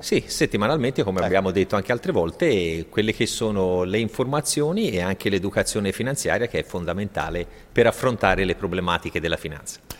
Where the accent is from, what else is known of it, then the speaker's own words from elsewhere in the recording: Italy; siamo cresciuti in Italia